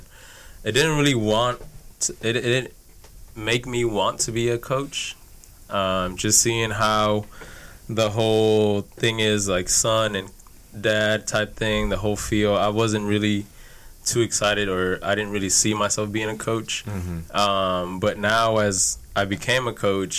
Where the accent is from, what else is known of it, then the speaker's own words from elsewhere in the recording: Houston, Texas, United States; Born and raised in Houston.